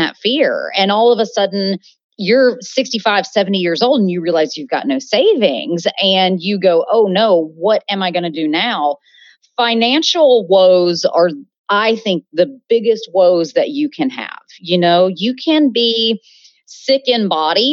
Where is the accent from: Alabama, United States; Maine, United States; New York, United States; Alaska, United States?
Alabama, United States; Birmingham; moved away as an adult; also born or lived in San Francisco / North Carolina; am originally from Birmingham, Alabama, born and raised in the South